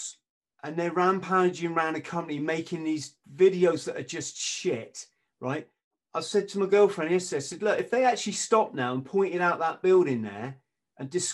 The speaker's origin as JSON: {"language": "English", "region": "England", "country": "United Kingdom", "said": "I'm an Englishman."}